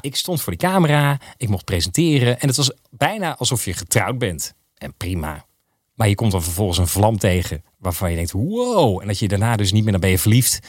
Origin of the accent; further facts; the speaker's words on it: Geldermalsen, Gelderland, Netherlands; ik ben opgegroeid in Geldermalsen